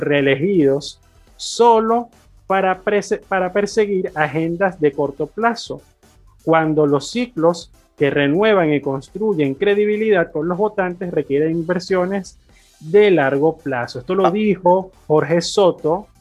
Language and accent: Spanish; Venezuela; siendo venezolano